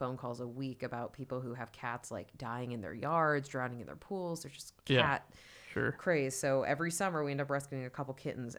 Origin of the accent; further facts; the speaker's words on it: San Francisco, California, United States; San Francisco.